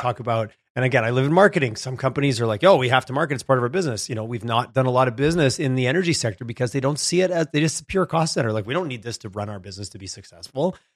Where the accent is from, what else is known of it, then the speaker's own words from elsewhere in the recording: Quebec, Canada; moved away; I grew up in Quebec